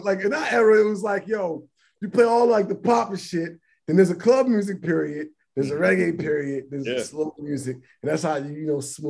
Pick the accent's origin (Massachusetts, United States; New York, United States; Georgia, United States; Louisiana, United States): Georgia, United States; Atlanta; They did it going to Atlanta. We're from Atlanta.